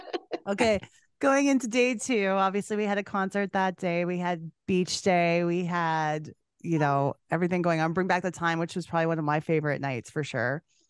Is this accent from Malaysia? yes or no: no; Canada; I'm a Canadian girl.